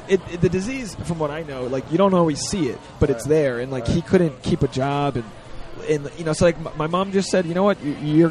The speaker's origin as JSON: {"language": "English", "region": "Rhode Island", "country": "United States", "said": "Oh, I'm from Rhode Island."}